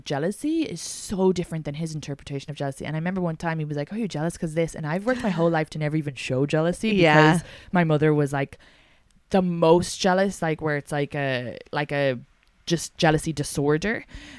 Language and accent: English; Ireland; I'm so Irish